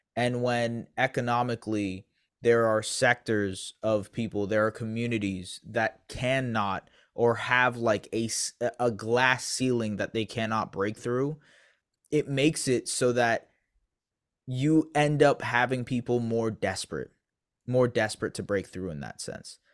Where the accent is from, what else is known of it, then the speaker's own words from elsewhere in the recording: Canada; I'm not saying that just as a Canadian